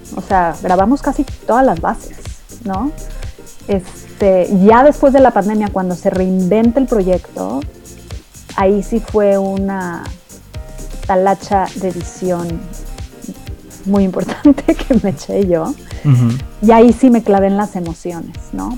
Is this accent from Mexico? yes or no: yes; Mexico; moved away; ser mexicana es parte de mi identidad